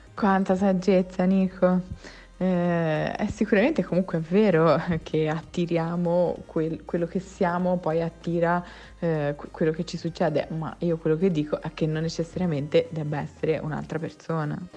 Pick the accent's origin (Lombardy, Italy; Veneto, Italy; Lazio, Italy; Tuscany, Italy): Tuscany, Italy; moved away as an adult; now in Milan, Italy; Siamo toscani.